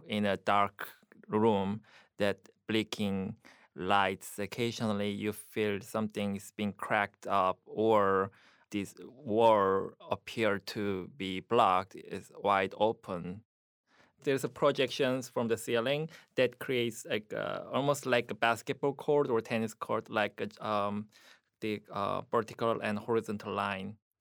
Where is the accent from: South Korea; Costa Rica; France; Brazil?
South Korea; English is a second language; moved away as an adult; also born or lived in Buffalo, United States; now in United States; my Korean life in Korea